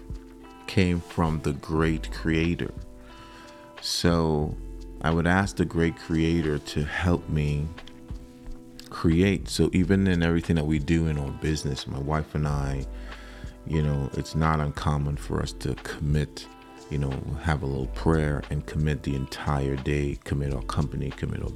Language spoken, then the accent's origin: English; Trinidad & Tobago; moved away; I grew up in Trinidad, and I grew up in a church home